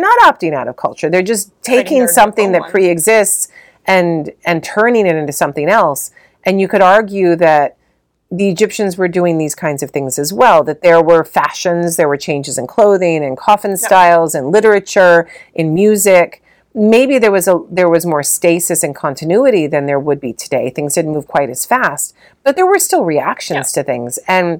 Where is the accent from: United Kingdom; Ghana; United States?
United Kingdom; London; we grew up in London, we have nothing, we have no money